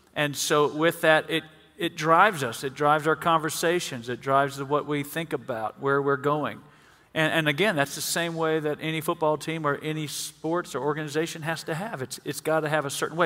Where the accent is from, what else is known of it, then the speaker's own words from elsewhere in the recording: Mississippi, United States; We're from Mississippi